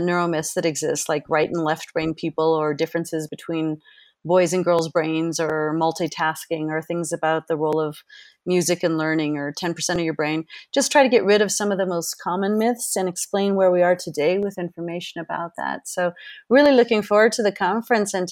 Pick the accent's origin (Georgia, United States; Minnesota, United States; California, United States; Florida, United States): California, United States; Berkeley; moved away as an adult; also born or lived in Boston / Japan / Switzerland; now in Quito, Ecuador; But I grew up in Berkeley, California